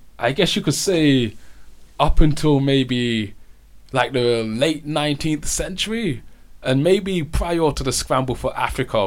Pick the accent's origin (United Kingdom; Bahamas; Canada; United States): United Kingdom; moved away; when I was in the UK, we were taught nothing about the Moorish invasion